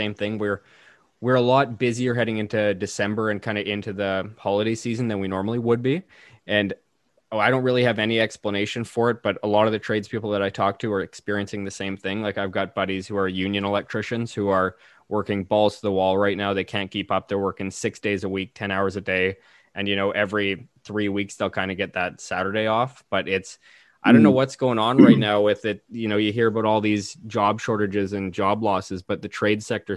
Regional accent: Canada; as a Canadian

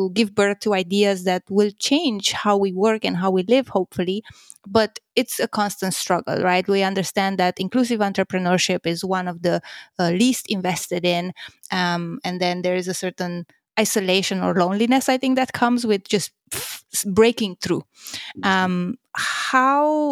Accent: Romania; I'm from Romania

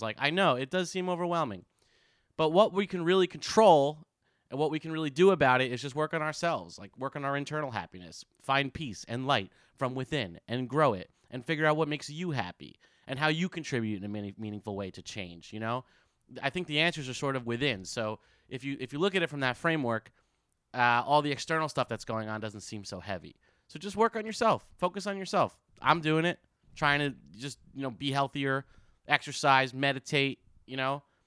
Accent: New Jersey, United States; also born or lived in San Francisco; now in New York, United States; I grew up in Jersey

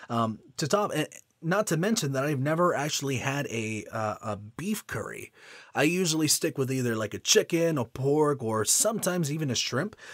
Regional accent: Houston, Texas, United States; featuring amazing small businesses in my hometown of Houston, Texas, and beyond.

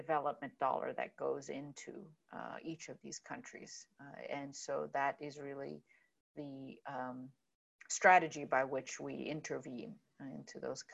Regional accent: Jordan; that's where I am from. I was born in Jordan.

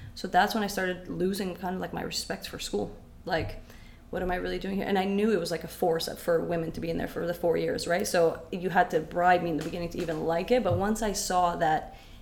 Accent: London, Ontario, Canada; English is a second language; also born or lived in Syria / Windsor, Ontario; I grew up in London

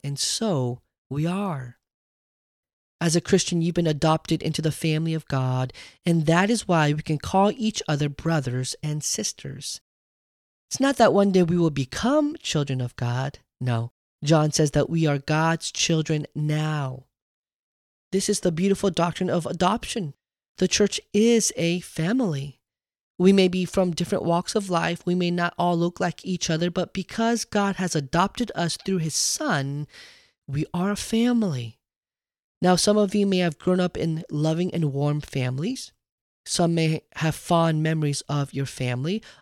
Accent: United States; I wasn't just Korean. I wasn't just an American. I wasn't even Korean American.

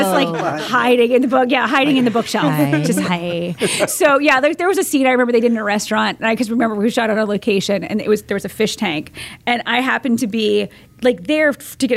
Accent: Fort Myers, Florida, United States; now in Tampa, United States; I grew up in Fort Myers, but I came back to Tampa

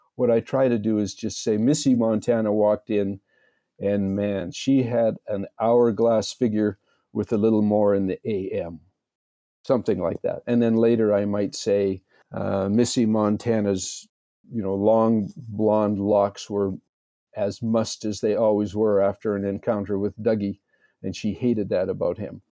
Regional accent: Red Deer, Alberta, Canada; I'm a good Canadian boy, born and raised in Red Deer

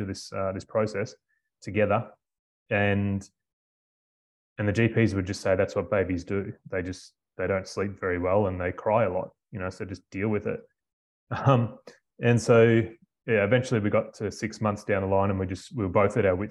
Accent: Melbourne, Victoria, Australia; moved away as an adult; also born or lived in Queensland; now in Karratha, Australia; I'm from Melbourne originally

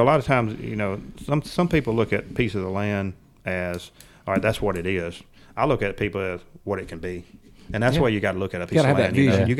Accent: Mississippi, United States; moved away as an adult; also born or lived in Texas; I was born in Mississippi. I'm a Mississippian, but I'm a Texan at heart too because I lived out there for a long time.

